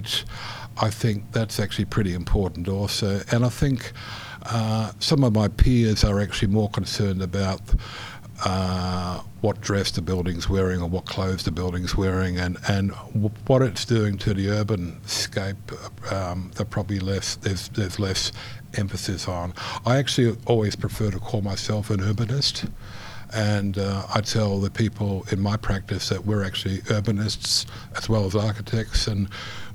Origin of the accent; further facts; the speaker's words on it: New Zealand; moved away; also born or lived in Netherlands; I grew up in New Zealand from a Dutch family.